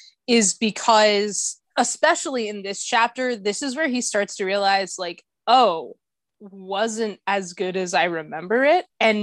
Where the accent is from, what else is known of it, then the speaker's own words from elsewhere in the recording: New Mexico, United States; also born or lived in Louisiana; I was born in Louisiana, but I moved to New Mexico when I was 5.